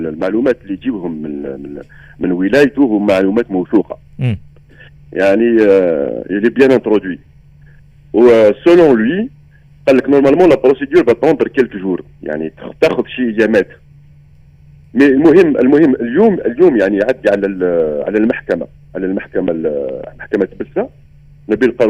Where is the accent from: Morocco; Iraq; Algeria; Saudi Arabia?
Algeria; كحنا انا كجزائري كي نجي ندخل الاراضي التونسيه